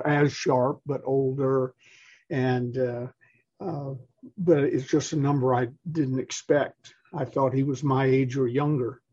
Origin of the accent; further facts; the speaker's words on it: Atlanta, Georgia, United States; I was raised in Atlanta